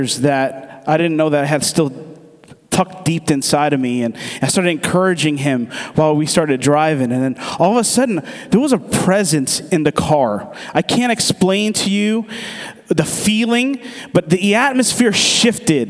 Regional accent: United States; I'm from the States, but my dad is from Aruba, and my mom is from Curacao

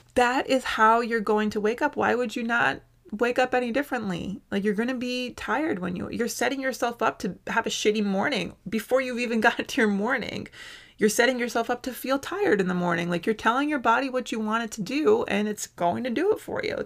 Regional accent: United States; I must have a donut to do my duty as an American

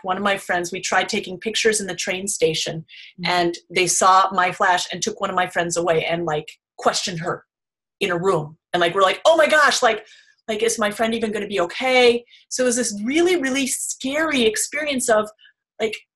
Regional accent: United States; growing up in America

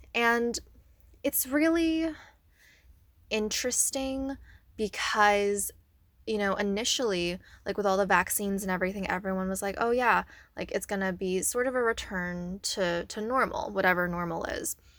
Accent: Northern Virginia, United States; now in Maryland, United States; I'm originally from the Northern Virginia area

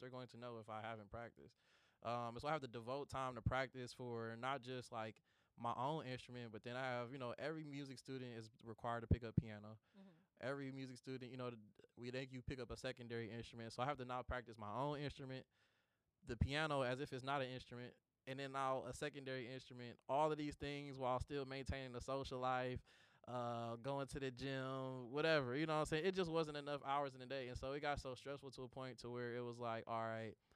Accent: Detroit, Michigan, United States; the story of my life growing up in Detroit

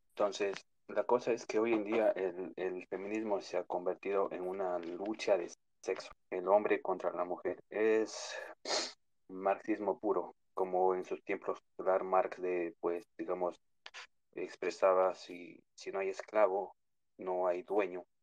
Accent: New York, United States; also born or lived in Ecuador; Les comento que yo vivo acá en Nueva York, eh, pero nací en Ecuador. Eh, me vine muy pequeño acá, entonces ver las cosas que pasan en Latinoamérica eh, es muy fuerte, ¿no?

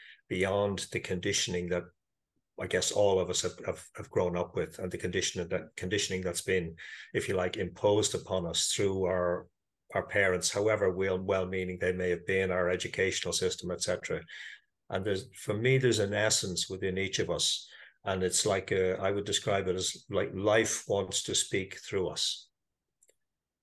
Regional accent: Ireland; I am Irish. I live in Dublin

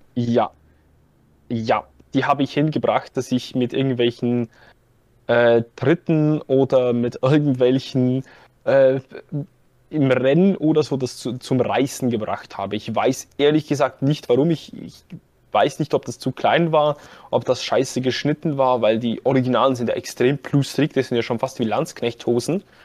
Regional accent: Zurich, Switzerland; ich komme aus der Schweiz, ich komme aus dem Kanton Zürich.

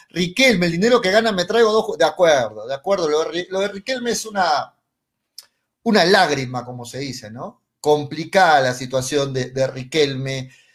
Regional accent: Peru; Hablo como peruanos

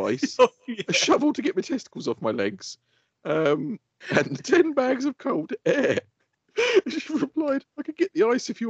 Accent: United Kingdom; We are British. We are British.

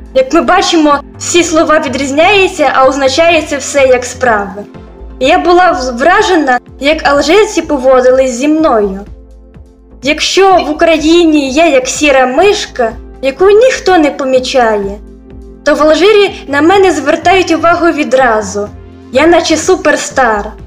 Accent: Ukraine; first language Ukrainian; moved away as an adult; now in Algeria; Ми думаємо моєю рідною мовою, а це українська

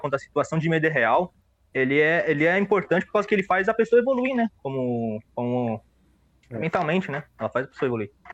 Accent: São Paulo, Brazil; now in Guarulhos, Brazil; Eu, eu nasci em São Paulo

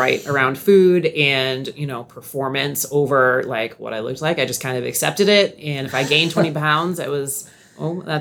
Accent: Nashua, New Hampshire, United States; moved away as an adult; also born or lived in Seacoast, New Hampshire; now in Sarasota, United States; I grew up in Nashua

